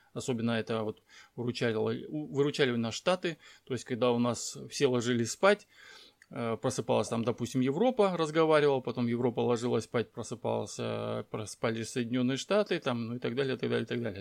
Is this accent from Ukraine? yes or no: no; Dushanbe, Tajikistan; also born or lived in Blagoveshchensk, Amur Oblast; now in Russian Far East, Russia; Родился, кстати, это я родился в Душамбе, город такой есть Душамбе, это Таджикистан